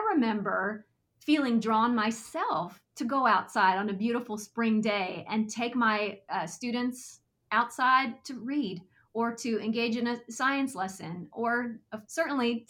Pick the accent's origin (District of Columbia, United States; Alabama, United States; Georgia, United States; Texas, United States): Texas, United States; I grew up in Texas